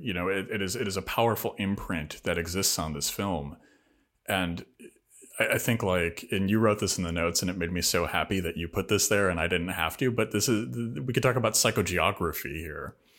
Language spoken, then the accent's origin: English; Rust Belt, United States; everywhere I grew up in the Rust Belt